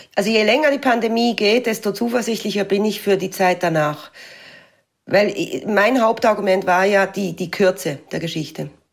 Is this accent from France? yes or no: yes; France; bei uns in Frankreich